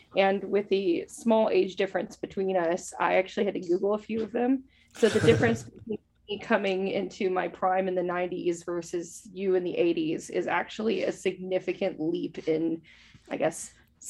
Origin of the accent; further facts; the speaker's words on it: California, United States; So that's my like claim to fame growing up